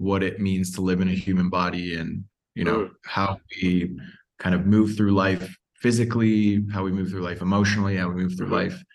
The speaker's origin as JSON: {"language": "English", "town": "Toronto", "region": "Ontario", "country": "Canada", "tie": "born or raised there", "also_born_or_lived": "Mexico City / Costa Rica", "moved": "as an adult", "lives_now": "Puerto Escondido, Mexico", "said": "I'm from Toronto. Grew up just north of the city."}